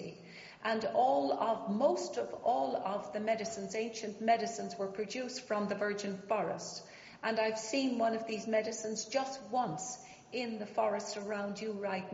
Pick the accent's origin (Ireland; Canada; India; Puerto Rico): Ireland; moved away; also born or lived in England; I was born in England, Anglo-Irish. I'm a mongrel, aristocratic mongrel, on my mother's side and my father's side. And then I went to school in Ireland, and my family were killed when I was about 11